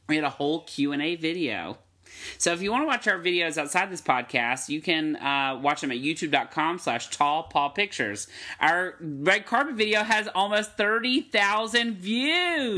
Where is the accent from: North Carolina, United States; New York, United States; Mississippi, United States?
North Carolina, United States; Hillsborough; I'm from Hillsborough, North Carolina